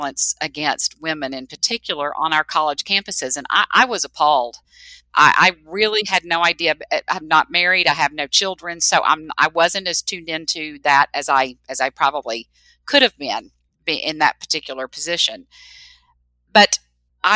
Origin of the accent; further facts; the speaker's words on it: the South, United States; I was raised in the South